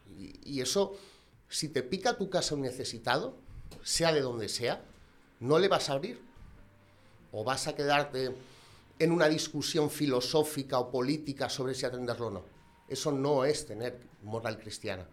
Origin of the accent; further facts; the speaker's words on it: Gijón, Asturias, Spain; soy un gijonés de 33 años